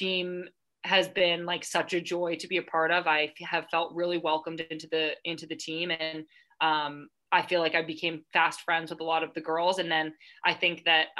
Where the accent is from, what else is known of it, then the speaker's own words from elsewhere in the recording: United States; moved away as an adult; now in England; I'm American